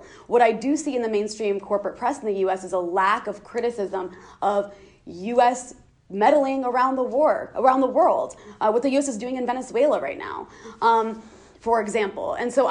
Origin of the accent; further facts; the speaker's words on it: United States; I am an American, right? So my priority and my responsibility is to challenge destructive policies of the government that I pay tax dollars to.